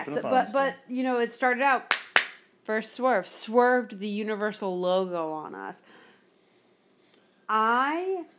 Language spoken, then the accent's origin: English; Miami, Florida, United States; moved away; But okay, so I grew up in Miami, right?